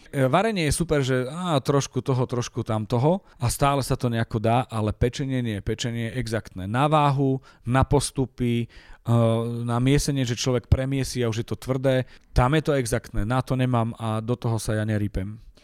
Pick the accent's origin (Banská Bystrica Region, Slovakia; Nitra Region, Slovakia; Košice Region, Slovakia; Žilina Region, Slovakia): Košice Region, Slovakia; Michalovce; moved away as an adult; now in Bratislava, Slovakia; Ja som hrdý na to, že som z Michaloviec